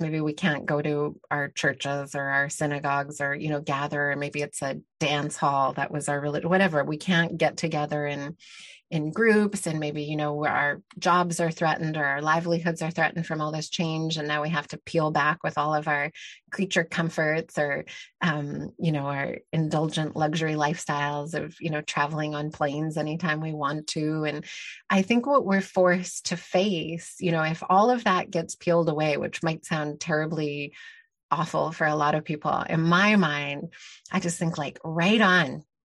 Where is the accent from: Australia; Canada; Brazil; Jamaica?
Canada; also born or lived in Mexico; I grew up in Canada in a very privileged, um, situation